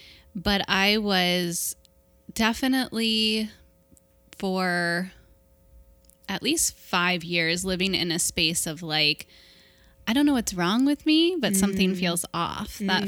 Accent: Kentucky, United States; Yeah, I am from Cincinnati. Northern Kentucky, really.

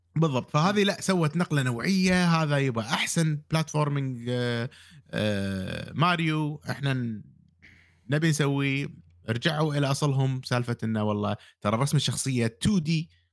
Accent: Kuwait; عندنا بالكويت

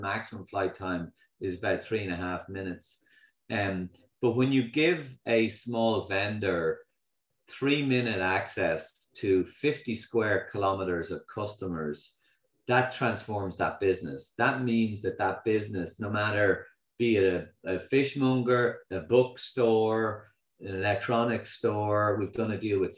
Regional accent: Ireland; being Irish

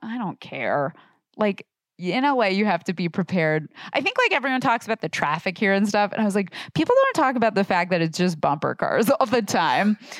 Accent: Portland, Oregon, United States; I grew up in Portland, Oregon

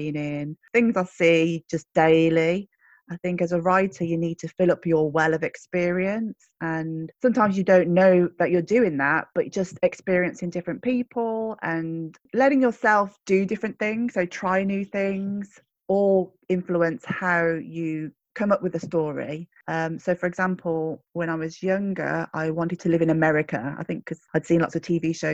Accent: Birmingham, West Midlands, United Kingdom; accent: Brummie; moved away as an adult; also born or lived in Taipei, Taiwan; now in Glasgow, United Kingdom; I was born in Birmingham, but my parents arrived from Hong Kong in the 70s. And my foster parents, who became my adopted parents, were white working class Brummies

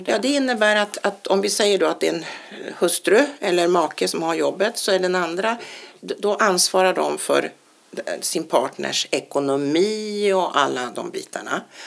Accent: Sweden

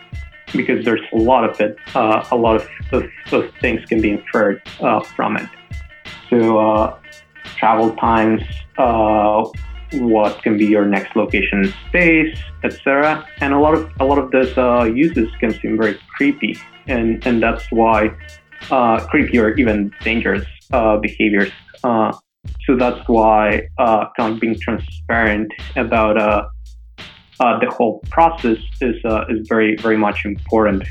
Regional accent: Mexico City, Mexico; moved away; I'm from Mexico City originally

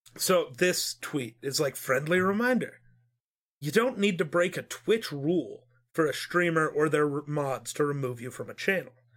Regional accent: Wyoming, United States

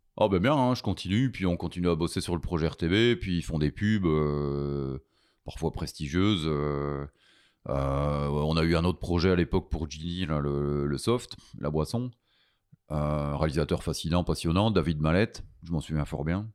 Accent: Belgium; je suis un Belge

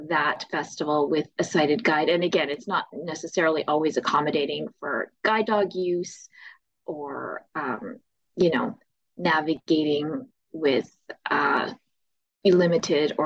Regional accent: Winnipeg, Manitoba, Canada; I'm from Winnipeg, Manitoba

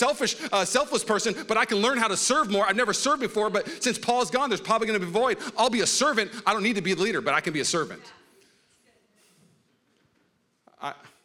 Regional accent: Washington, United States; also born or lived in Los Angeles, California; now in Walnut Creek, United States; I grew up in Washington State.

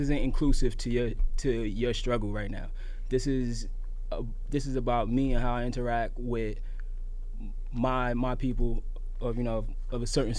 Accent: New York City, New York, United States; I'm from East New York, and, you know, I'm a young person in hip hop

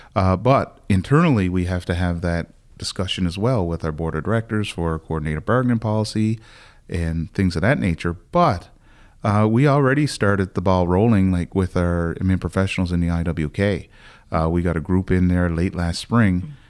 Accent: Sydney, Nova Scotia, Canada; We're both from Whitney Pier.

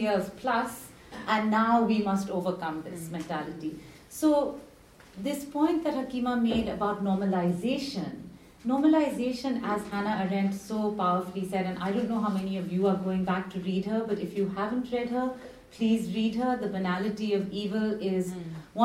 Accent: India; moved away; I'm from India, but I was based there for 3 years, from 2012 to 2015

